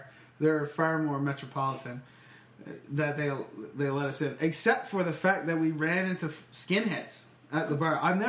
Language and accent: English; England, United Kingdom; I was bullied at this bar by French people for being English. There's no other reason for them to give me that other than we were the only English people in that bar.